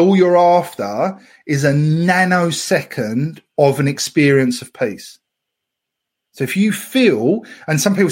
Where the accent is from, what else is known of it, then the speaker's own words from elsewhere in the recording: Essex, East of England, United Kingdom; I'm from Essex. We destroy all words from all languages, even English.